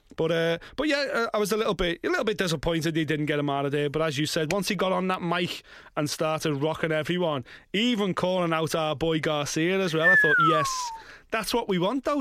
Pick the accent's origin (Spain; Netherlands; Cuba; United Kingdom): United Kingdom; as British fight fans